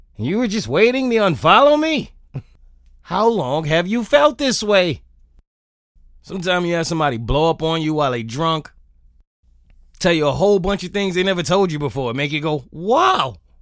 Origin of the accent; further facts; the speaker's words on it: New York, United States; being a New Yorker